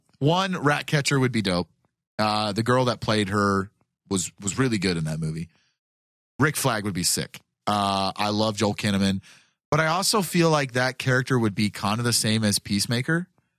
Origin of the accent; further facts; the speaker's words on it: Buenos Aires, Argentina; I'm from Buenos Aires and I say, kill them all.